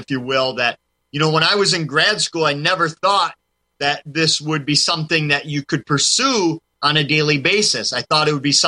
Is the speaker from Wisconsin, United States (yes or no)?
yes; Wisconsin, United States; my home state of Wisconsin, because I grew up in a town not too far from one of the three UFO capitals of the world that we have in our state